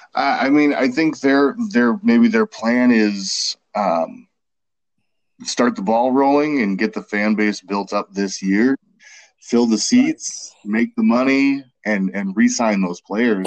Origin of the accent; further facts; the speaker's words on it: Milwaukee, Wisconsin, United States; I grew up in Milwaukee